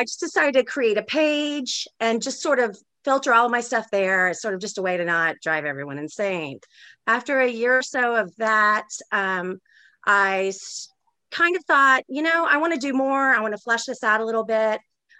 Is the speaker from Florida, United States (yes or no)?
yes; Florida, United States; also born or lived in Daytona / Gainesville; I went to seven different schools growing up. So I write a lot about places I've lived. I grew up in South Florida. You know, I lived in Daytona when Eileen Wuornos was hunting.